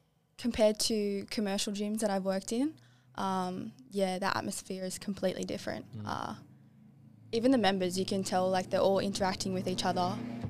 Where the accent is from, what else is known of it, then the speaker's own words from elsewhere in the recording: Penrith, New South Wales, Australia; I'm 23 years old and I'm from Penrith.